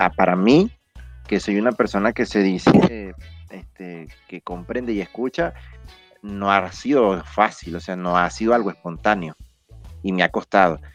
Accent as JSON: {"language": "Spanish", "country": "Venezuela", "said": "como sociedad venezolana"}